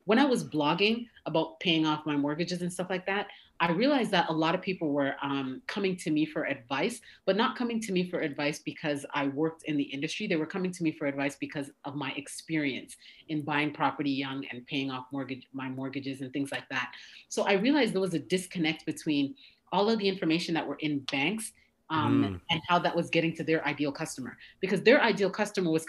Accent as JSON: {"language": "English", "town": "Toronto", "region": "Ontario", "country": "Canada", "tie": "born or raised there", "moved": "as an adult", "lives_now": "United States", "said": "I'm originally from Canada, born and raised in Toronto."}